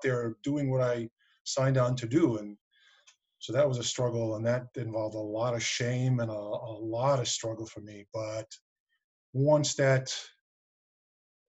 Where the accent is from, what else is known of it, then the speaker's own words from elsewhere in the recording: New York City, New York, United States; also born or lived in Westchester County, New York; I was raised in Queens, so I actually lived in the city proper, but then I moved out here about 5 years ago